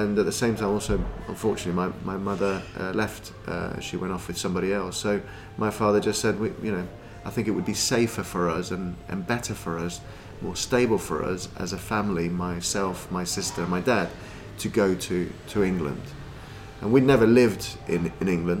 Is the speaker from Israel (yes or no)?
no; Lima, Peru; moved away; I was born in Lima, in Peru